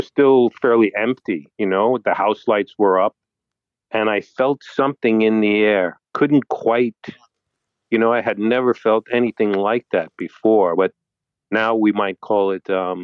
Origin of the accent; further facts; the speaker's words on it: New York City, New York, United States; I'm from New York City and have been my whole life